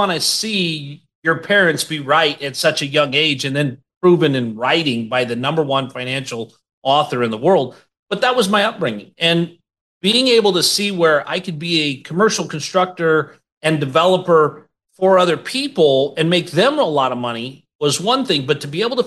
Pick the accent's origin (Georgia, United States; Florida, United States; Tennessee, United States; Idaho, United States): Idaho, United States; Boise; When I grew up in Boise